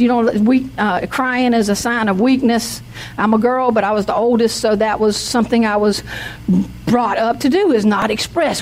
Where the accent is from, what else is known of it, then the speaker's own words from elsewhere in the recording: the South, United States; I'm from the South